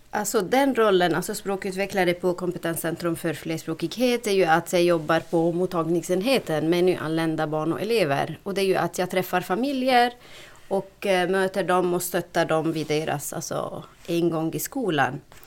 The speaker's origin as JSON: {"language": "Swedish", "country": "Lebanon", "tie": "born or raised there", "second_language": "Swedish", "moved": "as an adult", "lives_now": "Sweden", "said": "jag flyttade från Libanon till Sverige för är det 18 år tillbaka. Snart har jag bott i Sverige mer än jag har bott i mitt hemland"}